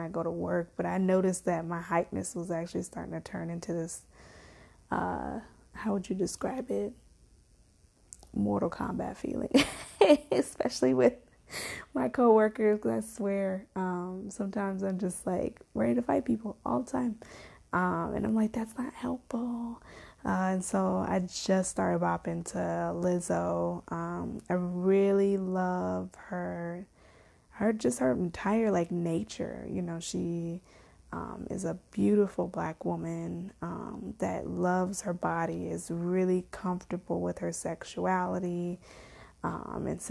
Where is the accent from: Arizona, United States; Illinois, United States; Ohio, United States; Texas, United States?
Illinois, United States; Chicago; moved away; also born or lived in Las Vegas, Nevada; I lived in Vegas, but I grew up in Chicago.